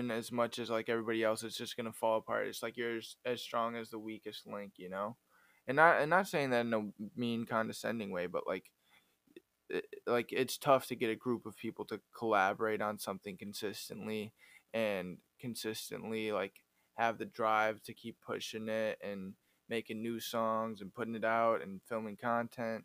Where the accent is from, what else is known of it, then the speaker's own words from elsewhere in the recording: Wisconsin, United States; I'm from Wisconsin